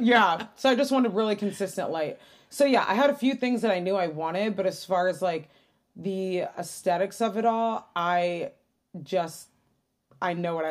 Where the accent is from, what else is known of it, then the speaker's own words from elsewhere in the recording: Detroit, Michigan, United States; And then I grew up in Detroit where it's not white.